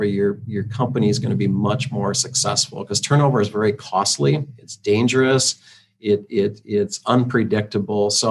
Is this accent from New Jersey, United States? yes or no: no; Iowa, United States; growing up in Iowa, I'm a big Iowa Hawkeye fan